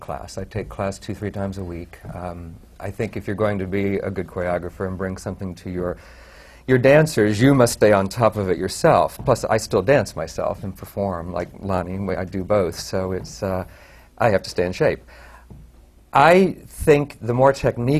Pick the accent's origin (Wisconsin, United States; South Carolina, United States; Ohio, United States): Ohio, United States; Columbus; moved away as an adult; I came from Ohio, Columbus, Ohio, I was right out of college